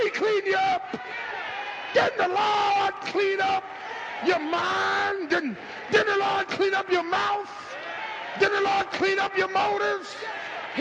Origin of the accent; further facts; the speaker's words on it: Philadelphia, Pennsylvania, United States; I'm from South Philly from the 60s.